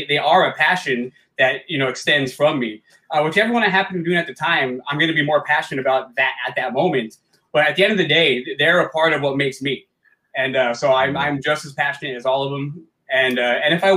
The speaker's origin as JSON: {"language": "English", "town": "Alhambra", "region": "California", "country": "United States", "tie": "born or raised there", "also_born_or_lived": "Rock Springs, Wyoming / City Terrace, Los Angeles", "said": "I was born in California, but when I was really young, we moved to Wyoming for a while"}